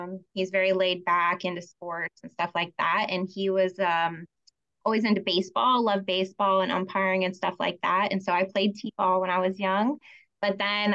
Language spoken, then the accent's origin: English; Tampa, Florida, United States; moved away as an adult; also born or lived in Utah / Las Vegas, Nevada; I was born in the Tampa area.